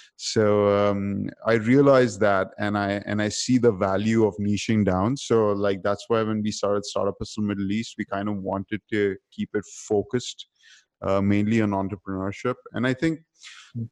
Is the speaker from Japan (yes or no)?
no; Dubai, United Arab Emirates; because I grew up in Dubai